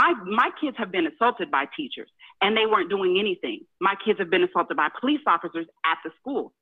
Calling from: Houston, Texas, United States; I'm from Houston.

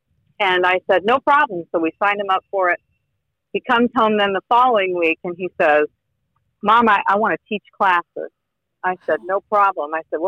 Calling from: Indiana, United States; I am Northern Indiana.

